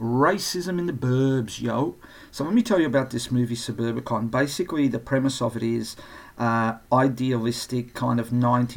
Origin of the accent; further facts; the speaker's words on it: Australia; accent: ocker; I wasn't born in Australia. I was born in Europe. But a lot of people think that I was born here because I talk a bit ocker.